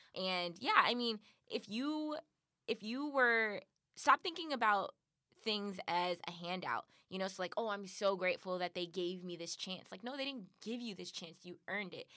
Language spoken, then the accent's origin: English; Compton, California, United States; I'm from Compton. Like I grew up in these communities